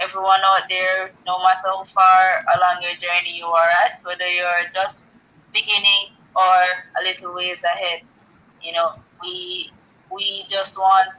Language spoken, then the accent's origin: English; Jamaica; I am from the island of Jamaica, the archipelago of Jamaica, the West Indies